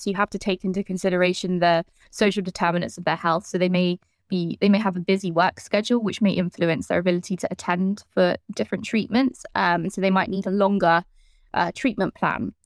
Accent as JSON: {"language": "English", "region": "London", "country": "United Kingdom", "said": "I'm from London"}